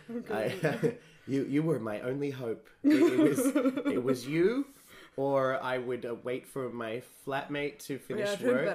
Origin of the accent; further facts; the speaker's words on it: Australia; I am Australian.